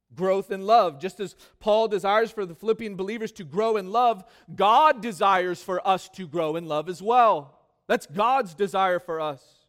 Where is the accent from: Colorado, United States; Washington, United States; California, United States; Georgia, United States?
California, United States; Growing up in California, this became, obviously, one of my favorite foods